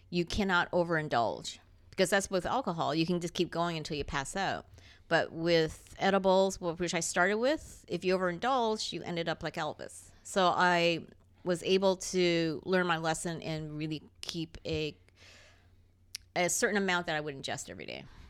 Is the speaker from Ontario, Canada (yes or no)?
yes; Toronto, Ontario, Canada; Toron-, that's where I grew up